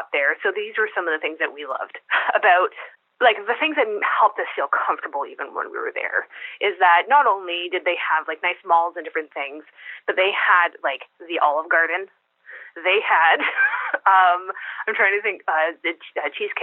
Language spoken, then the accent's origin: English; Canada; also born or lived in Kuwait; we're Canadian